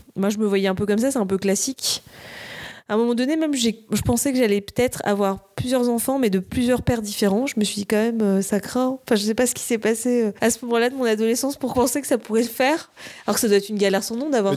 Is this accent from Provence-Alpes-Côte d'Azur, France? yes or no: yes; Nice, Provence-Alpes-Côte d'Azur, France; now in Paris, France; là, je vis à Paris. Je viens de Nice à la base.